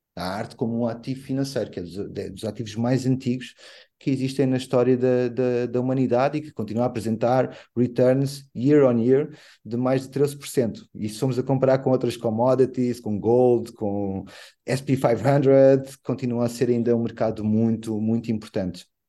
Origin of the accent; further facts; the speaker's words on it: Angola; Como angolano que sou